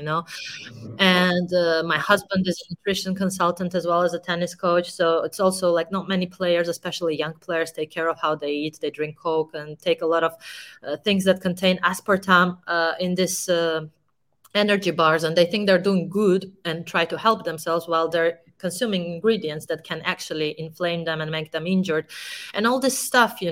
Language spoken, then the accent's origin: English; Georgia; one of the best players of my country